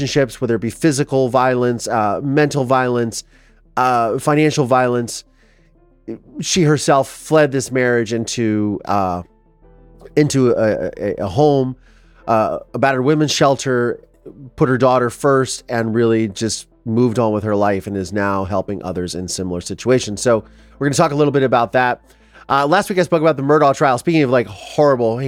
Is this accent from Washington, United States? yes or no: no; Ohio, United States; I am from Ohio